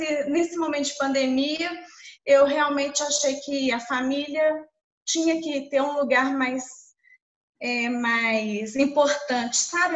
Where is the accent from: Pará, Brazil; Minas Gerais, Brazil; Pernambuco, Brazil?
Minas Gerais, Brazil; Belo Horizonte; eu sou de Belo Horizonte